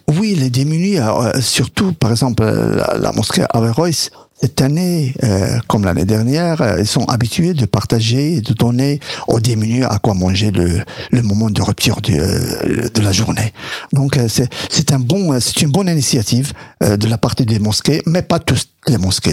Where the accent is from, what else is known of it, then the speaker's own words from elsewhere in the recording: Morocco; moved away; c'est ce que je vivais moi de mon enfance euh, au Maroc